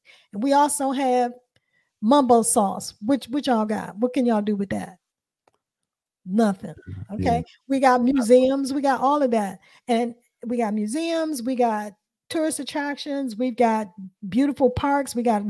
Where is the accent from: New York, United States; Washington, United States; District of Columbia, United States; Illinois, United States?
District of Columbia, United States; Washington; I'm going to pick D.C. because I'm from D.C.